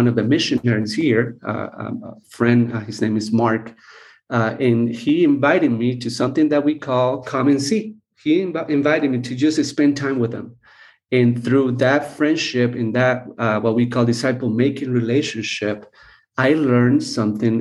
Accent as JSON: {"language": "English", "country": "Costa Rica", "tie": "born or raised there", "said": "I was born and raised here in Costa Rica"}